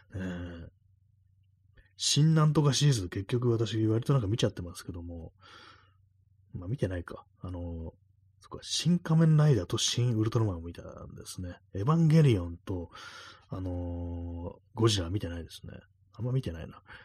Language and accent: Japanese; Tokyo, Japan; 私、東京の人間